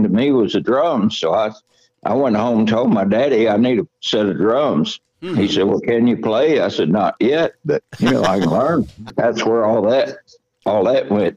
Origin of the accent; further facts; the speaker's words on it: Houston, Texas, United States; also born or lived in Greenville, Mississippi; we were mostly around Pasadena and the Houston area in my early teen years, and that's when I started a garage band